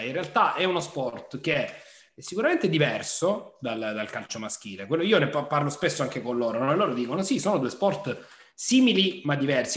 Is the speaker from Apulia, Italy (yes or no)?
yes; Nardò, Apulia, Italy; io sono nato a Nardò e sono neretino